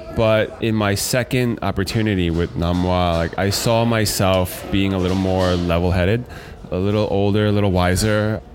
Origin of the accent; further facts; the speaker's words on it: United States; As a Chinese American or American Chinese person